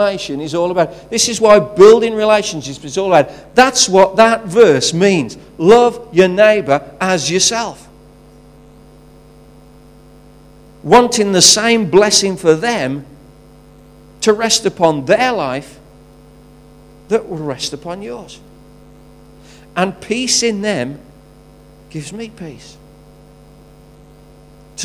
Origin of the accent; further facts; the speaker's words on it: England, United Kingdom; I'm English